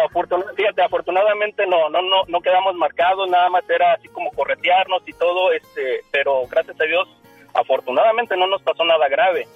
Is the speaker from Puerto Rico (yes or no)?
no; Aguascalientes, Mexico; moved away; yo, vivía, yo vengo allá de Aguascalientes